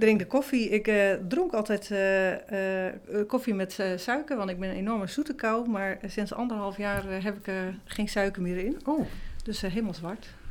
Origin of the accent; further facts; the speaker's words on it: Groningen, Netherlands; now in Tolbert, Netherlands; ik kom uit, oorspronkelijk uit het Huizen Dus ik ben Groningse uit de klei getrokken, zeggen ze dan